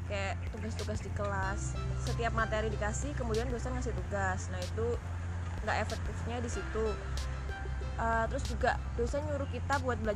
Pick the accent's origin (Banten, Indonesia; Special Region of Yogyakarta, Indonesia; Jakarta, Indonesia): Special Region of Yogyakarta, Indonesia; Bantul; Asalnya dari Bantul, asli Jogja.